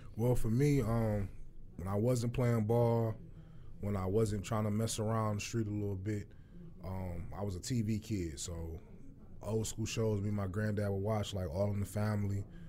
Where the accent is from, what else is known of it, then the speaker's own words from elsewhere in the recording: Detroit, Michigan, United States; born and raised Detroit